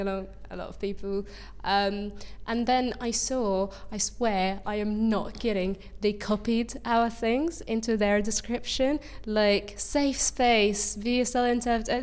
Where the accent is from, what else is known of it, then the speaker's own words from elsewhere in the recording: Egypt; moved away; an LGBT plus rights activist and refugee from Egypt